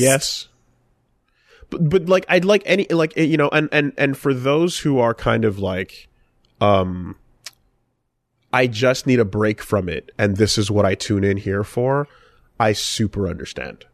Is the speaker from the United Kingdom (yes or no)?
no; Canada; Maybe it's being Canadian.